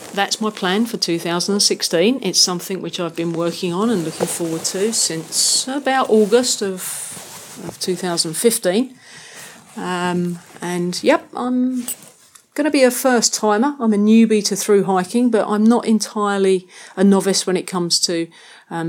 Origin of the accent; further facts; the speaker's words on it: London, United Kingdom; moved away; I'm originally from London, England, but it's not somewhere that I've really considered to be home for much of the last 10 years, although I am still very proud of my Cockney heritage. As a kid growing up in London